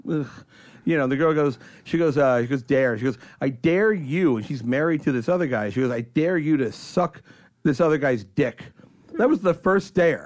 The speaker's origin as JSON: {"language": "English", "region": "New York", "country": "United States", "moved": "yes", "said": "I'm from you know New York"}